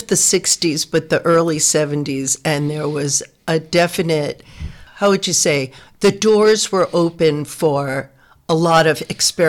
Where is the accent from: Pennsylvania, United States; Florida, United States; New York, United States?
New York, United States; New York City; moved away; also born or lived in Berkeley, California; I grew up in New York City going to art museums, the Metropolitan and the Museum of Modern Art.